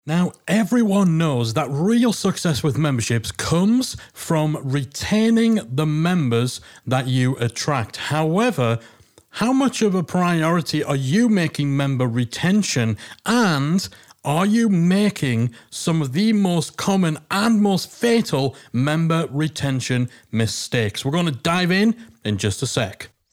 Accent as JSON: {"language": "English", "town": "Newcastle upon Tyne", "region": "North East England", "country": "United Kingdom", "accent": "Geordie", "said": "the Geordie accent"}